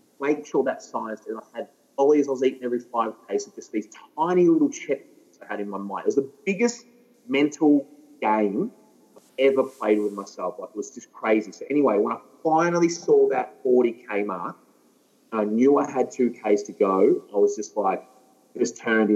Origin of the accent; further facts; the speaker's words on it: Ballarat, Victoria, Australia; I'm from Ballarat